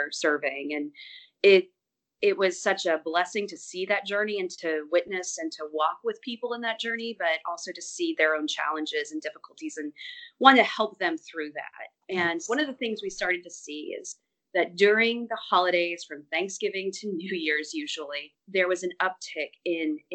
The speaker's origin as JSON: {"language": "English", "town": "Athens", "region": "Georgia", "country": "United States", "tie": "born or raised there", "also_born_or_lived": "Jefferson, Georgia", "moved": "as an adult", "lives_now": "Brooklyn, United States", "said": "I'm originally from Georgia, grew up in Athens, Georgia"}